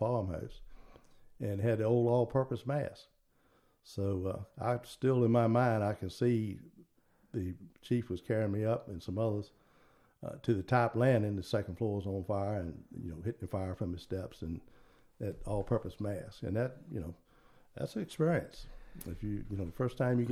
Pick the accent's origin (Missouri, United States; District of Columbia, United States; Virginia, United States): Virginia, United States; Richmond; I was born on Christmas Day in 1951. It was a Tuesday, and my father was actually at an oil tank fire in Highland Park in Richmond